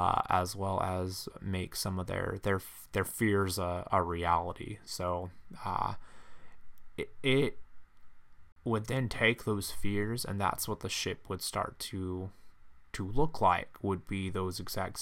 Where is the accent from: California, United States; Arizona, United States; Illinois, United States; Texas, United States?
California, United States; I grew up in Central California and in a farming community, and I really really liked working on cars.